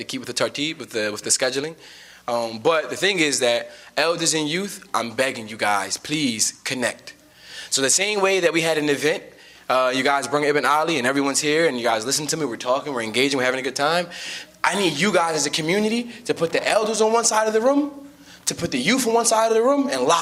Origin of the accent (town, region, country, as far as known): United States